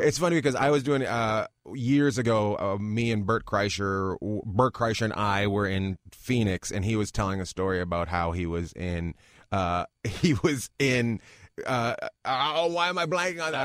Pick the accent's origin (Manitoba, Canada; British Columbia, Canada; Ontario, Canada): British Columbia, Canada; Terrace; moved away as an adult; also born or lived in New York; now in Los Angeles, United States; grew up in northern British Columbia, up near Alaska.